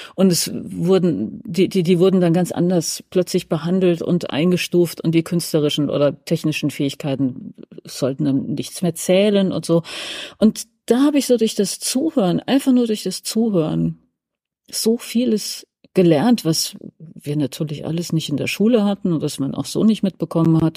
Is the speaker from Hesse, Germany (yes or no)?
yes; Hesse, Germany; now in Berlin, Germany; wir sind ja alle gebürtig aus, äh, Westdeutschland, genauer gesagt aus Hessen